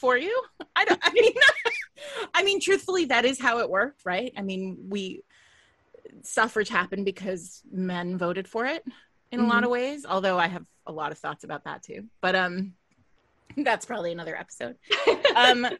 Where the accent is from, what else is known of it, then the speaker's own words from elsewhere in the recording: United States; I'm an American